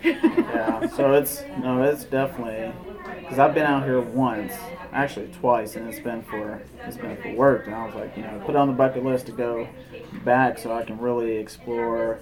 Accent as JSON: {"language": "English", "town": "Kansas City", "country": "United States", "said": "I'm from Kansas City."}